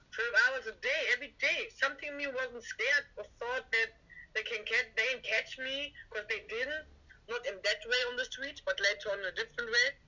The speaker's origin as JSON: {"language": "English", "country": "Germany", "also_born_or_lived": "London", "second_language": "English", "moved": "as an adult", "said": "Um, I'm from Germany. I used to live a couple of years in London"}